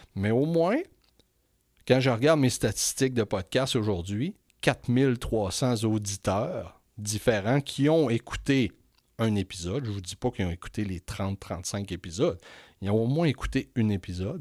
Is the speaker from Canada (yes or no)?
yes; Quebec, Canada; je suis retourné au Saguenay-Lac-Saint-Jean dans ma région natale